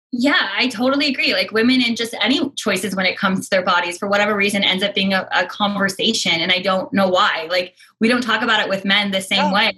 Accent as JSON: {"language": "English", "area": "the Northwest", "region": "Pacific Northwest", "country": "United States", "tie": "born or raised there", "said": "I grew up in the Northwest"}